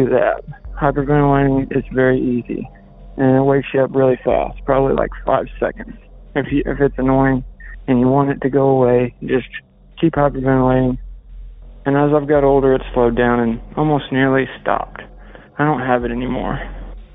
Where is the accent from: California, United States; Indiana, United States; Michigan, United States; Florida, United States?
Indiana, United States; Flat Rock; my hometown of Flat Rock, where I currently reside